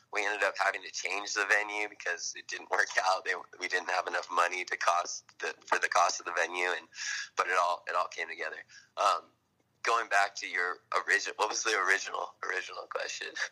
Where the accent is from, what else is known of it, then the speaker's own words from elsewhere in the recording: Huntington Beach, California, United States; growing up in Huntington, I lived a mile and a half from the beach